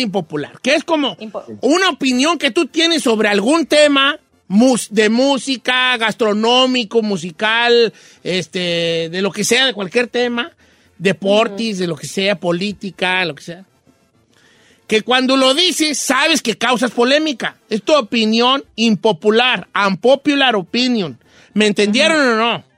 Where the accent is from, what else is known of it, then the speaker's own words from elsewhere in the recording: Zamora, Michoacán, Mexico; yo soy del Valle de Zamora